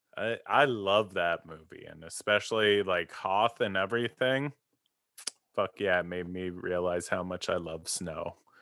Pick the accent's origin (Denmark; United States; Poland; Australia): United States; East Coast; moved away; growing up on the East Coast